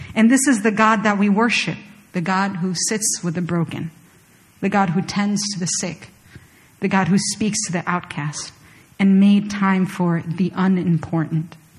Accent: Chile; moved away; I was born and raised in Chile, and there are very few Koreans in Chile.

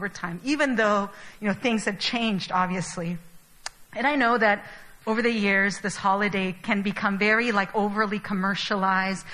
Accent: Chile; now in Seoul, South Korea; I was born and raised in Chile

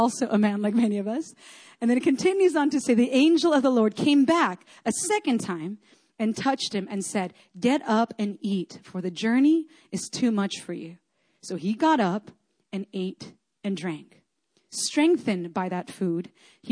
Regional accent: Chile; moved away; I grew up in Chile in South America. We have earthquakes there all the time

